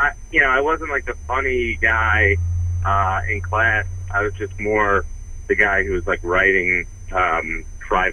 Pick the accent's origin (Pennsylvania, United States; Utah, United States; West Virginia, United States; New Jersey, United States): New Jersey, United States; also born or lived in West Orange, New Jersey; now in New York, United States; Originally I'm from North Jersey